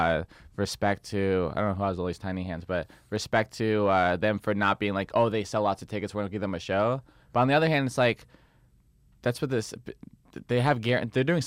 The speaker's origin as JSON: {"language": "English", "town": "San Diego", "region": "California", "country": "United States", "tie": "born or raised there", "said": "where I'd like to work in my hometown"}